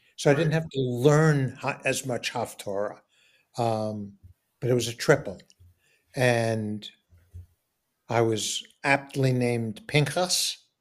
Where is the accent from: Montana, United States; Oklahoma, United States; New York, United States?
New York, United States; New York City; I'm growing up in New York and I'm growing up in Forest Hills, which is predominantly Jewish